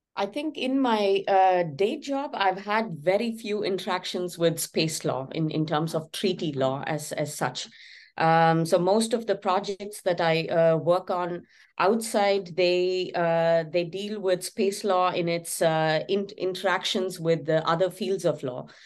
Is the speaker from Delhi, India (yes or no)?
no; Chennai, Tamil Nadu, India; my hometown, Chennai